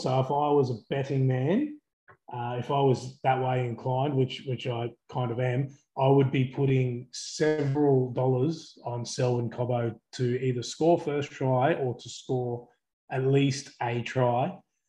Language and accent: English; Queensland, Australia; as a Queenslander